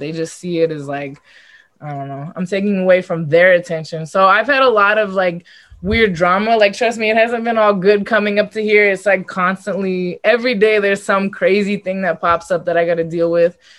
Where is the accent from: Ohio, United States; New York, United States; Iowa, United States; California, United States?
California, United States; Los Angeles; it was in my hometown